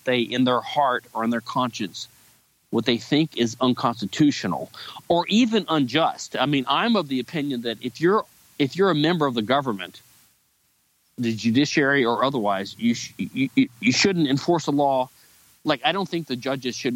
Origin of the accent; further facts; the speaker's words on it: United States; as an American